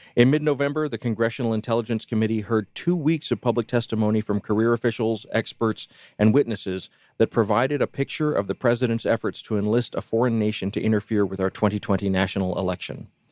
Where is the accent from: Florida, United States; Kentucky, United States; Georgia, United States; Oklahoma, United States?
Georgia, United States; Columbus; moved away; Bill Adams, who I grew up with and who I know from my days in Columbus, Georgia.